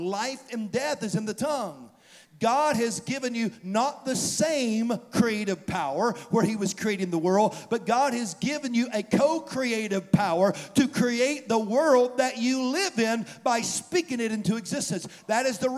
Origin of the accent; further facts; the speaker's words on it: the South, United States; moved away as an adult; also born or lived in St. Louis, Missouri; I grew up in the South my whole life.